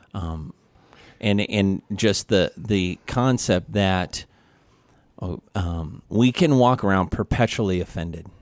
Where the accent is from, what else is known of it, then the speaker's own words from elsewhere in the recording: Missouri, United States; I'm from Missouri